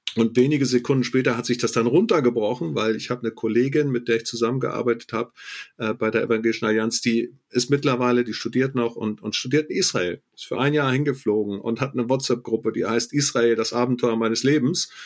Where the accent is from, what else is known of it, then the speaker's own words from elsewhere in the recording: Germany; als Deutscher